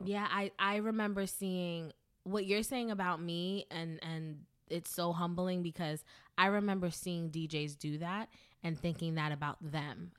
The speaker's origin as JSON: {"language": "English", "town": "New York City", "region": "New York", "country": "United States", "said": "I'm from the Bronx, New York."}